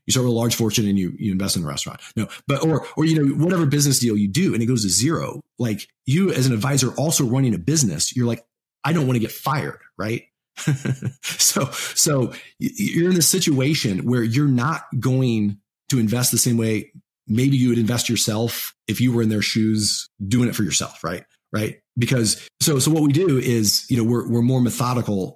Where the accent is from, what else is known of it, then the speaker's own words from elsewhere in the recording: Missouri, United States; we're from Missouri, you know Midwest. It was Midwest value